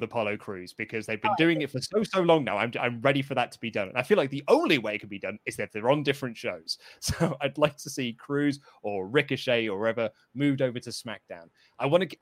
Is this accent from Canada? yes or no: no; United Kingdom; as a British wrestling fan